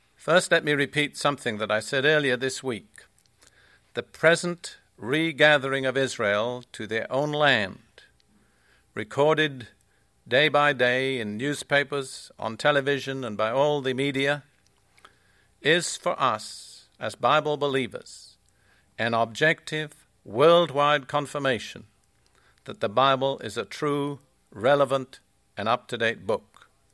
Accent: United Kingdom; also born or lived in Palestine; now in United States; I am British

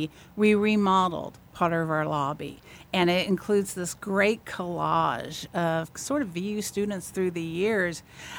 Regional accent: Vincennes, Indiana, United States; I'm originally from Vincennes.

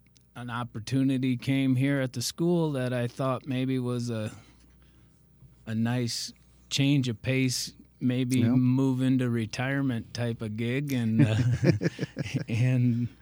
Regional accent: New Hartford, New York, United States; Well, I was born and raised in New Hartford, the other half of the campus, where all the tough kids come from.

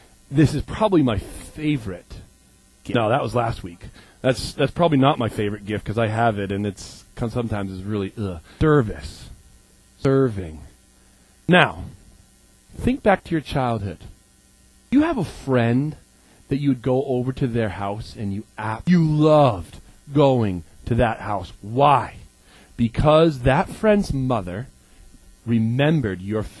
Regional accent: Maine, United States; also born or lived in Minneapolis; I'm from Maine. I'm a Mainer.

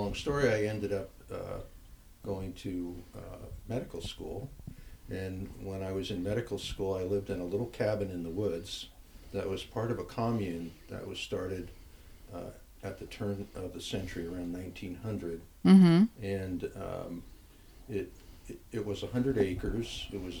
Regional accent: New Jersey, United States; now in Oregon, United States; I grew up in New Jersey

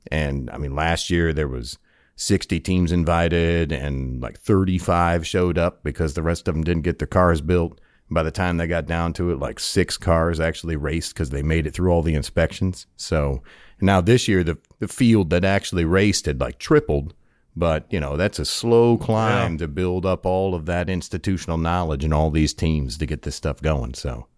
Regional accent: New York, United States; So I'm from upstate New York, a little little farm in town of about 1,000 people.

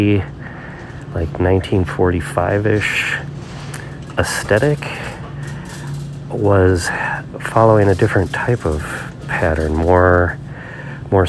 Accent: Minnesota, United States; I'm from Minnesota

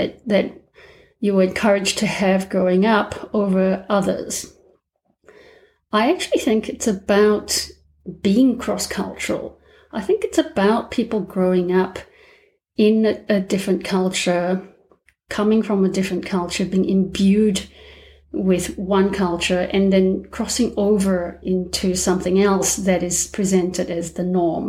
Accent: Malaysia; moved away as an adult; also born or lived in Melbourne, Australia; now in Australia; I'm Malaysian, and I already have a complicated ethnic background. In Malaysia, we have three races

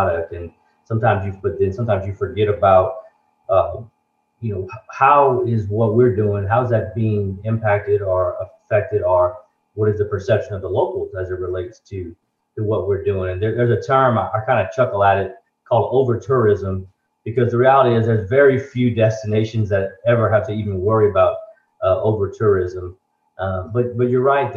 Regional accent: Lafayette, Louisiana, United States; I'm from Lafayette originally

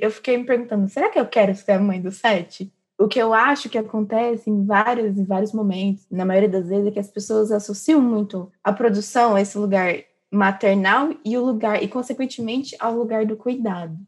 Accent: Três Lagoas, Mato Grosso do Sul, Brazil; moved away as an adult; now in São Carlos, Brazil; Eu sou do interior do Mato Grosso do Sul, Três Lagoas

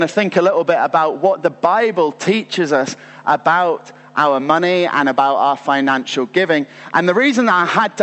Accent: United Kingdom; as British people

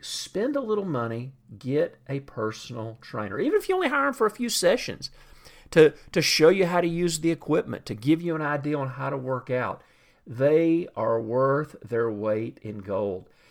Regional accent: the South, United States; I grew up in the South, and I grew up drinking sweet tea

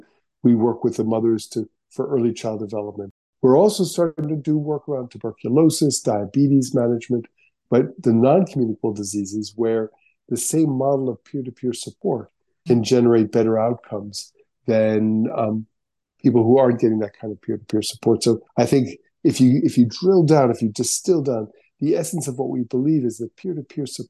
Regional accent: United States; as an American

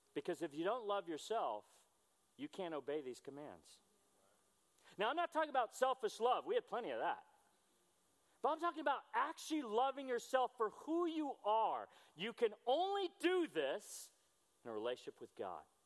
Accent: United States; I'm a disciple who is an American

